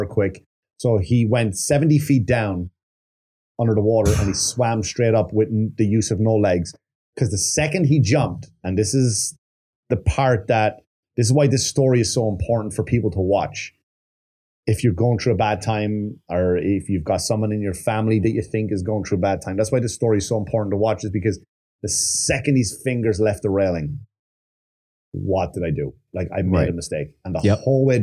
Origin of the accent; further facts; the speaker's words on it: Wexford, Leinster, Ireland; Wexford colors, my hometown.